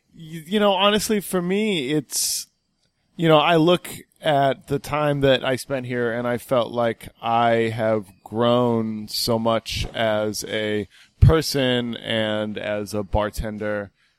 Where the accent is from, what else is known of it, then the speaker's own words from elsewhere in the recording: West Coast, United States; And I grew up mainly on the West Coast. I lived all over the place